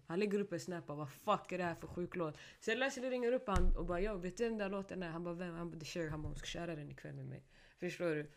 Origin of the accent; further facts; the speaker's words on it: Stockholm, Stockholm County, Sweden; first language Swedish; jag är från Rinkeby